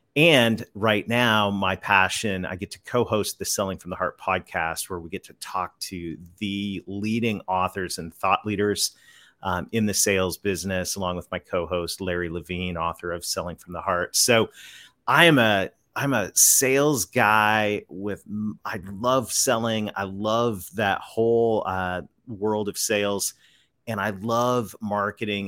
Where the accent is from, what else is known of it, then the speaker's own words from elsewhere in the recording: Canada; moved away as an adult; now in Conway, United States; I'm a Canadian kid that married a Southern girl, so I live right on the south edge of the Ozark Mountains in the great state of Arkansas